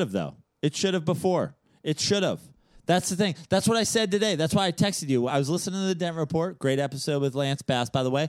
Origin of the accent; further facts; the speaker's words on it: New York, United States; As a New Yorker